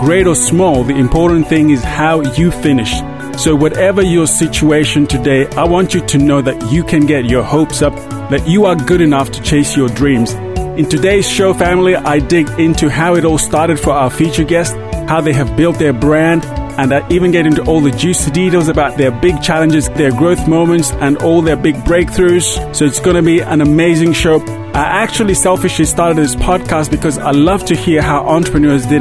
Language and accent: English; Zambia; moved away; I grew up in Zambia, which is in the southern part of Africa